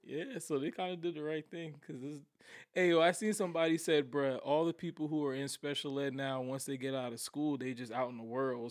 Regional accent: Somerville, United States; also born or lived in Virginia; I went to grade middle school in Somerville when I moved back down here from Virginia

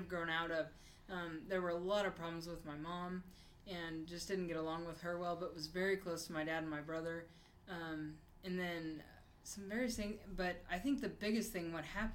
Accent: Bartlesville, Oklahoma, United States; I grew up in Bartlesville, Oklahoma

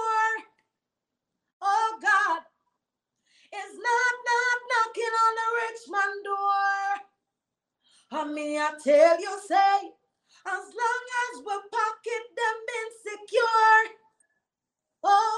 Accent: Jamaica; I'm a Jamaican. And here I am thinking about the struggles of my people here in Jamaica.

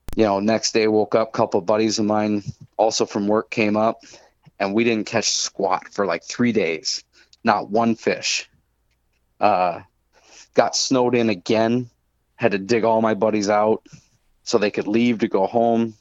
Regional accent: Minnesota, United States; when we moved to Minnesota, when I was six

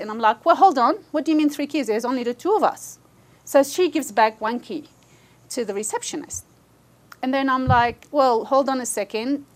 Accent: Australia; we've never had any other passport except an Australian passport. So we are Australian first and foremost

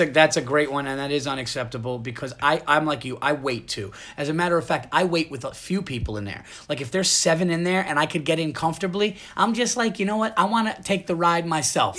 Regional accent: Yonkers, New York, United States; I was born right near there, so I'm gonna be coming home to Yonkers

